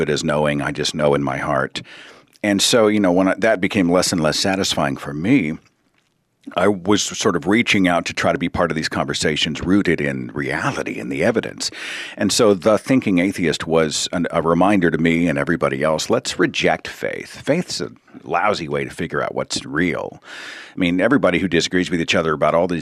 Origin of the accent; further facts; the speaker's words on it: Oklahoma, United States; I'm from Oklahoma